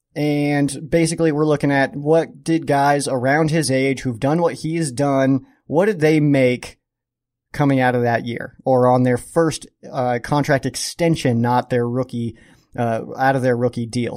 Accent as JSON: {"language": "English", "town": "Colorado Springs", "region": "Colorado", "country": "United States", "tie": "born or raised there", "said": "Springs, my beautiful hometown"}